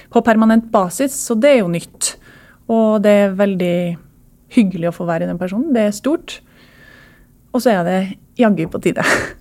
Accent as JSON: {"language": "Norwegian", "town": "Trondheim", "region": "Trøndelag", "country": "Norway", "tie": "born or raised there", "said": "jeg vokste opp i Trondheim"}